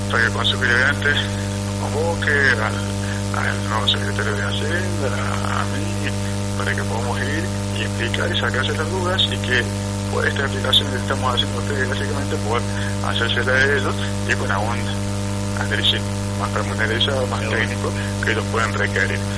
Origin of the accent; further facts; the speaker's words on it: Villa Allende, Córdoba, Argentina; todos somos vecinos de Villa Allende